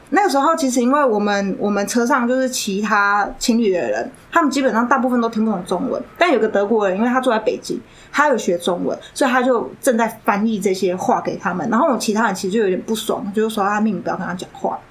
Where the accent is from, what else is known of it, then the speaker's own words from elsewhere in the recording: Taiwan; 我是台湾人